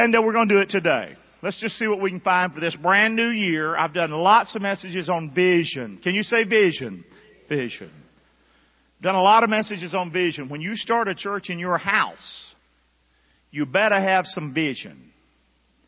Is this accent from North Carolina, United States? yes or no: yes; Rockingham, North Carolina, United States; moved away; I grew up in Rockingham, North Carolina.